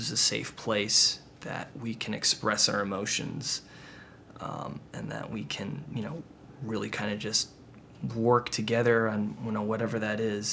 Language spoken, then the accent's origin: English; Sunnyvale, California, United States; I grew up in Northern California near San Jose in a small town called Sunnyvale, California